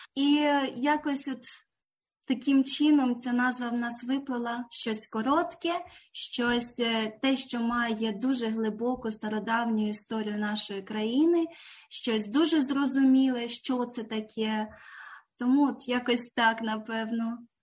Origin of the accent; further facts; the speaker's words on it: Ukraine; moved away as an adult; now in Canberra, Australia; ми обидва з України. Ми тут в Австралії не так нові. Мій чоловік 8 років, я 4 роки